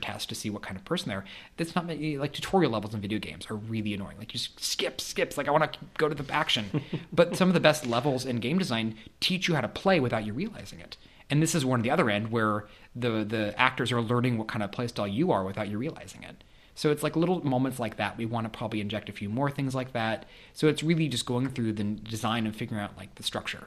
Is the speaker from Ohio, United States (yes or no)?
no; Kansas, United States; moved away as an adult; also born or lived in St. Louis; I grew up in Kansas, and I knew a lot of kids in my private school